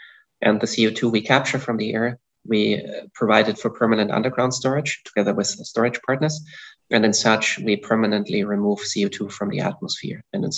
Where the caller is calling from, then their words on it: Zurich, Switzerland; Indeed, I'm calling in from Zurich, Switzerland.